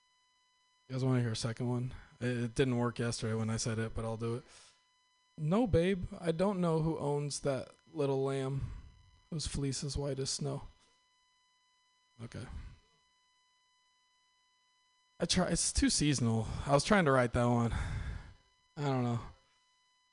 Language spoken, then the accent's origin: English; Northern California, United States; I am from Northern California